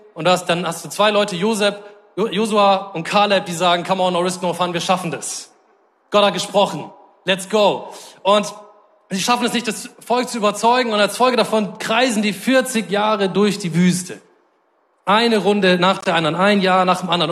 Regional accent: Germany; als Deutsche

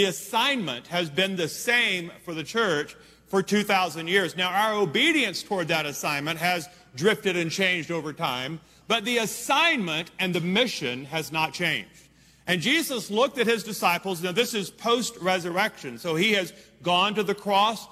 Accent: Louisiana, United States; We're from Louisiana

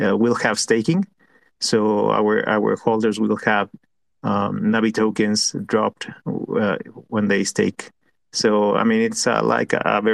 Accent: Mexico; We are from Mexico

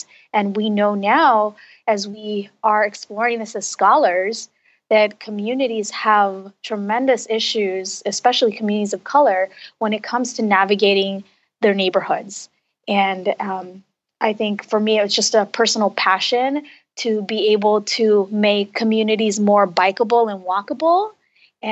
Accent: Los Angeles, California, United States; I was raised in Los Angeles

